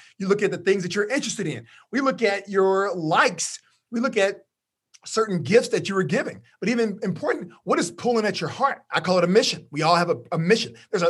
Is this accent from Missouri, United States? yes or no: no; Orange, Texas, United States; I'm from Orange, Texas, which is very close to Louisiana, yeah.